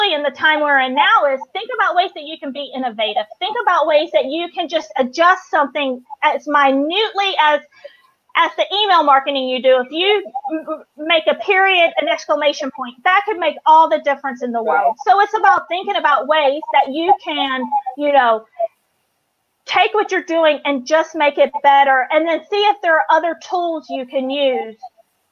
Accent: North Carolina, United States; moved away as an adult; I'm from North Carolina, and I've been out here 11 and a half years.

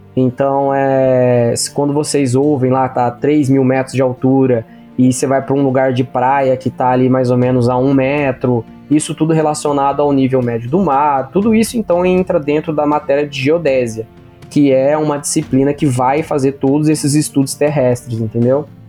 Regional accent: Pirapozinho, São Paulo, Brazil; eu sou da cidade de Pirapozinho, São Paulo, interior de São Paulo

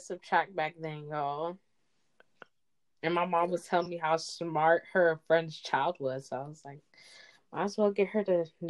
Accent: DMV area, United States; also born or lived in Sierra Leone / Guinea; So, I'm from Sierra Leone in Guinea, but I was born and raised in the DMV area.

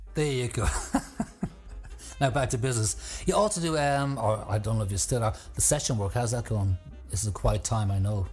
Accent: Ireland; moved away; back home in Ireland

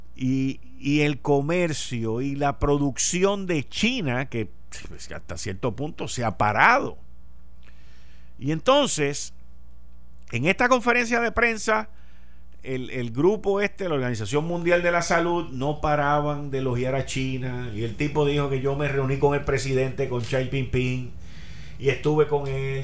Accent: Puerto Rico; moved away; me fui de Puerto Rico dejando un paraíso en los 70

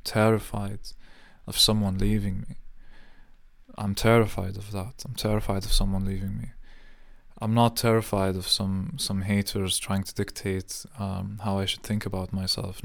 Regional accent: Jordan; moved away; growing up in Jordan

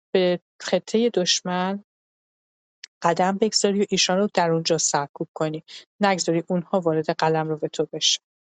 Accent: Iran; ما که ایرانی هستیم

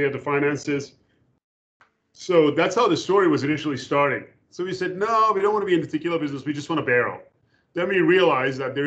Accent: Turkey; also born or lived in Louisville / New York; now in United States; I was born and raised in Turkey

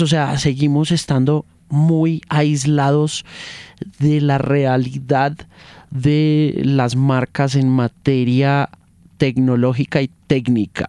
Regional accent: United States; moved away; yo me crié en la USA y me crié en el Spanglish, del cubano, americano y del latino

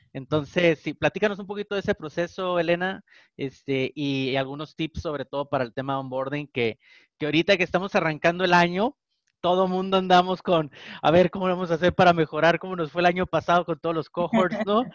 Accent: Tijuana, Baja California, Mexico; soy de Tijuana, entonces yo me aviento los Spanglish aquí

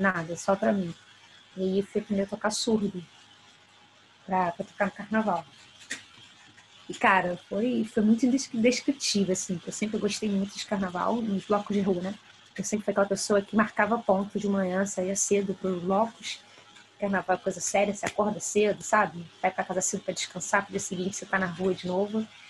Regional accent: Rio de Janeiro, Brazil; eu sou do Rio de Janeiro

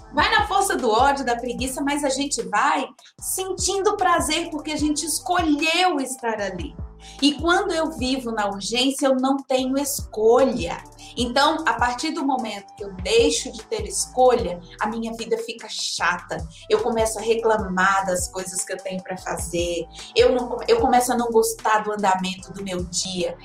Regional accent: interior of Bahia, Brazil; moved away; also born or lived in São Paulo; Eu, eu, eu nasci em São Paulo, mas eu fui criada numa cidadezinha do interior da Bahia e depois que eu fui para São Paulo.

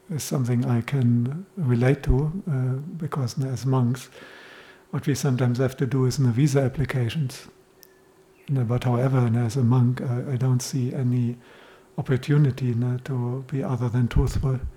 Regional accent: Los Angeles, California, United States; And I grew up in Los Angeles, and, and this is what we all did.

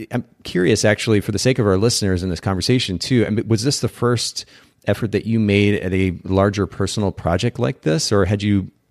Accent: Japan; because I actually grew up in a foreign country. I grew up in Japan, spent about ten years

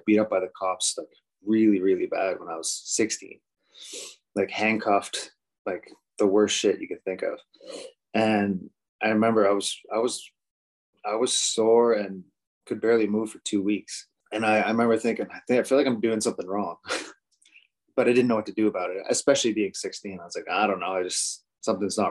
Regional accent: Halifax, Nova Scotia, Canada; moved away as an adult; now in Calgary, Canada; I grew up in Halifax

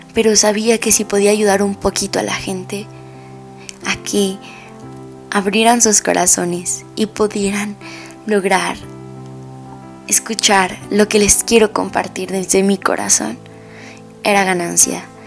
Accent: Mexico

